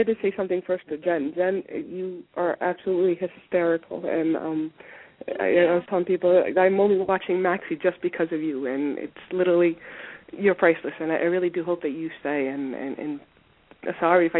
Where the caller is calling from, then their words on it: Italy; I'm calling from Italy.